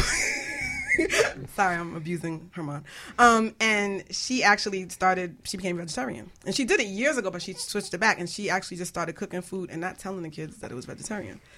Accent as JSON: {"language": "English", "country": "Jamaica", "said": "I'm, I'm Jamaican"}